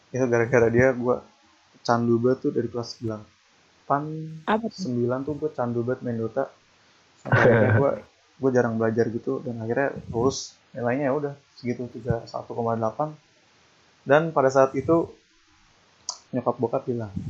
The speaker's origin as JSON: {"language": "Indonesian", "town": "Depok", "region": "West Java", "country": "Indonesia", "said": "gue itu orang Depok"}